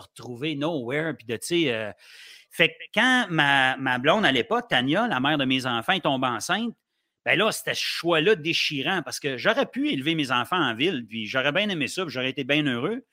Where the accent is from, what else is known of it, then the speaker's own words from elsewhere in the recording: Sainte-Agathe-des-Monts, Quebec, Canada; also born or lived in Ottawa, Ontario / Gatineau, Quebec / Montreal, Quebec; j'ai grandi à Sainte-Agathe-des-Monts dans le temps où il n'y avait pas grand-chose